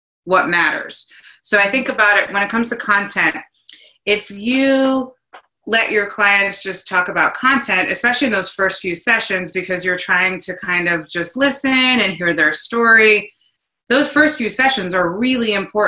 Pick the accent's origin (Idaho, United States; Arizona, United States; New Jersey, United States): New Jersey, United States; I'm from New Jersey. I'm 100% Italian.